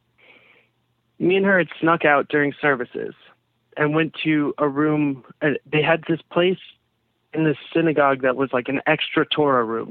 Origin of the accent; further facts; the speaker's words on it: Long Island, New York, United States; I'm from Long Island.